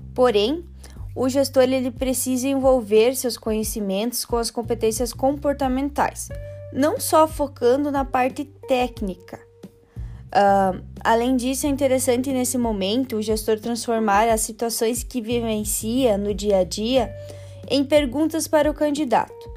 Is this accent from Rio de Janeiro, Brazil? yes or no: no; Frederico Westphalen, Rio Grande do Sul, Brazil; sou natural de Frederico Westphalen, cidade localizada perto da divisa com Santa Catarina